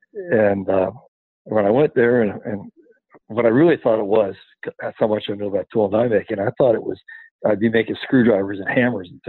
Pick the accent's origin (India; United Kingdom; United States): United States; Cincinnati, Ohio; moved away; I was born and raised in Cincinnati, Ohio